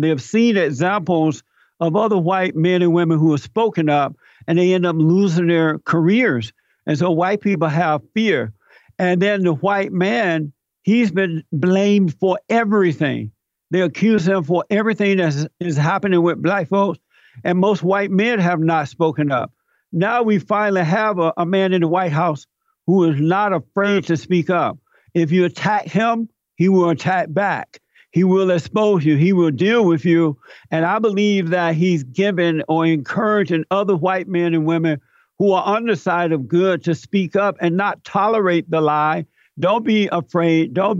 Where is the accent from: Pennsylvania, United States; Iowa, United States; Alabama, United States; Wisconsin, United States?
Alabama, United States; I grew up in Alabama. I grew up under the Jim Crow laws. I grew up on a plantation.